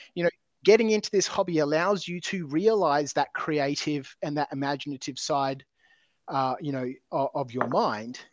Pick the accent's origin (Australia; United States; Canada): Australia; Adelaide, South Australia; I grew up in Adelaide.